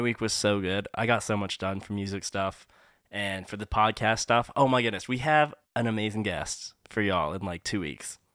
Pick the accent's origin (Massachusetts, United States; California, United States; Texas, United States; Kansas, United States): Massachusetts, United States; also born or lived in Hong Kong; we moved so far away from Hong Kong to Massachusetts, it was, like, such a different place